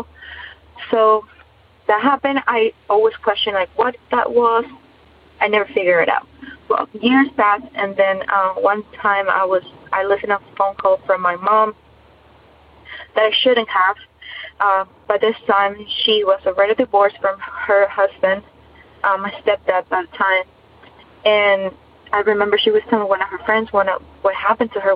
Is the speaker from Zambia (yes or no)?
no; Ecuador; I'm actually from Ecuador